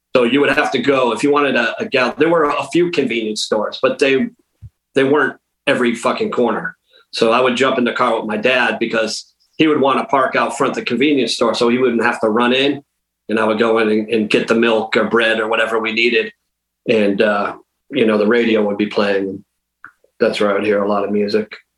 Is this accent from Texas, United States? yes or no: no; Western Massachusetts, United States; I'm from Western Mass, so like a half hour north of Hartford